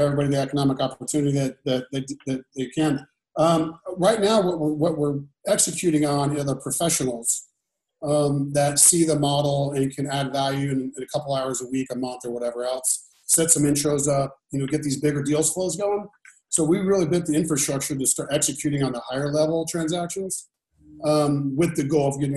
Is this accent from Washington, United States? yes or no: no; Indiana, United States; moved away; I'm from Indiana. I have a pretty big famous house there.